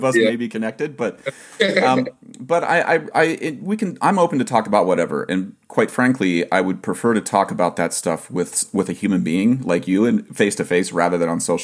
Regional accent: Ohio, United States; I was born in Ohio

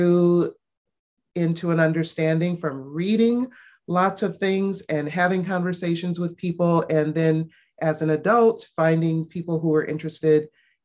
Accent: Cleveland, Ohio, United States; moved away as an adult; now in Northern Indiana, United States; I am originally from Cleveland, Ohio, and live there at this point half of my life, and now live in Northern Indiana

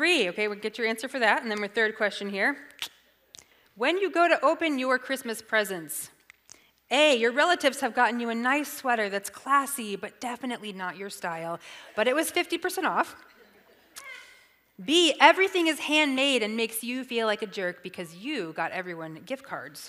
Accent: the South, United States; I'm from the South

